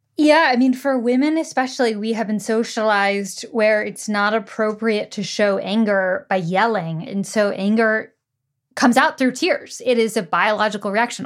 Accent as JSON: {"language": "English", "country": "United States", "tie": "born or raised there", "said": "grew up in the U S"}